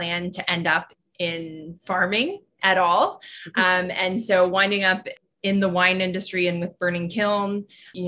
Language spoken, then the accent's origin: English; Simcoe, Ontario, Canada; I grew up just outside of Simcoe on a strawberry and dairy farm